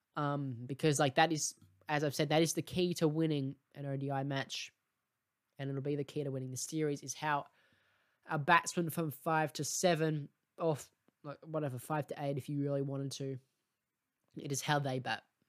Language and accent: English; Australia; as an Australian